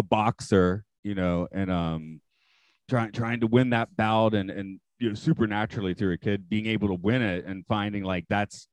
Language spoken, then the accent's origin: English; Atlanta, Georgia, United States; now in Japan; I'm from Atlanta